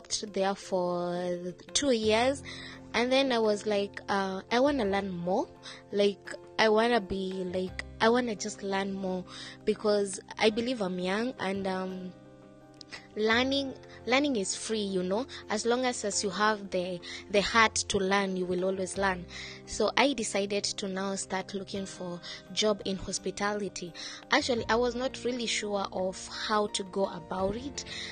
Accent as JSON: {"language": "English", "country": "Kenya", "moved": "as an adult", "lives_now": "Dubai, United Arab Emirates", "said": "I'm from Africa, Kenya, proudly Kenyan. And I've been in Dubai for the last 4 years"}